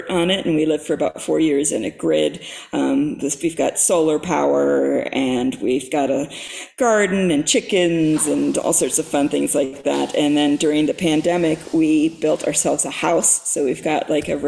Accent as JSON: {"language": "English", "town": "Fairbanks", "region": "Alaska", "country": "United States", "tie": "born or raised there", "moved": "yes", "lives_now": "Pacific Northwest, United States", "said": "I grew up in Fairbanks, Alaska"}